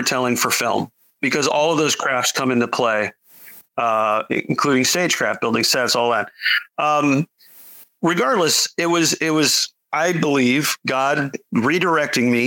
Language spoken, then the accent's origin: English; South Florida, United States; I grew up in South Florida